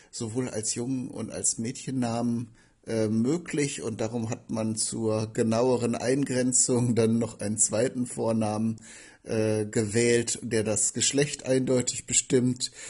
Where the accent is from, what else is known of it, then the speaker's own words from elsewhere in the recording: Bünde, North Rhine-Westphalia, Germany; ich stamme aus Bünde in Westfalen. Da, dort bin ich geboren und aufgewachsen, habe auch große Teile meines Lebens hier verbracht, habe viele Freunde hier, bin auch vor zwei Jahren wieder in diese Region gezogen